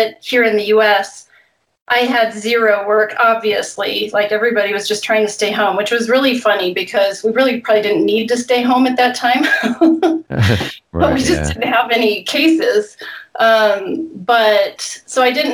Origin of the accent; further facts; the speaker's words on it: Eugene, Oregon, United States; now in Wyoming, United States; I grew up in Oregon, in Western Oregon, Eugene.